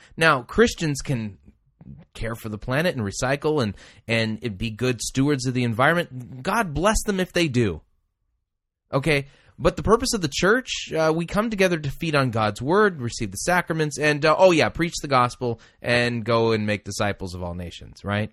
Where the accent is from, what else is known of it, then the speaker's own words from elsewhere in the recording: Southern California, United States; as a kid growing up in Southern California, having smog days